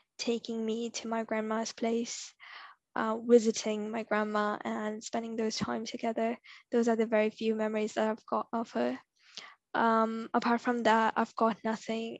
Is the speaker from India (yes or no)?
yes; India; now in Toronto, Canada; Growing up in India is such a tough experience as a girl